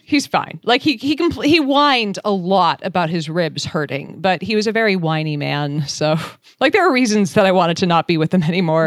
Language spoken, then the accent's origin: English; Boston, Massachusetts, United States; moved away; I'm from Boston originally.